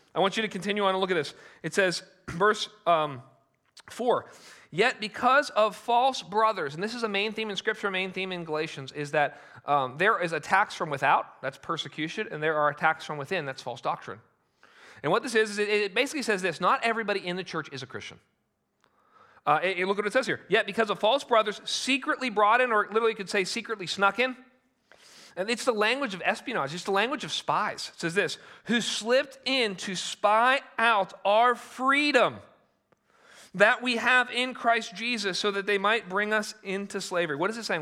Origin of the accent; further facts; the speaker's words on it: United States; as Americans